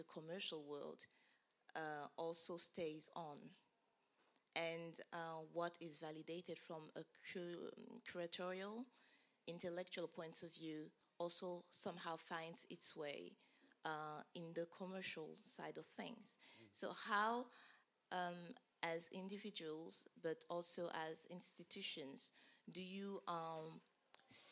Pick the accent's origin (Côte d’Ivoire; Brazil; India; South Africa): Côte d’Ivoire; Abidjan; moved away; I grew up in Abidjan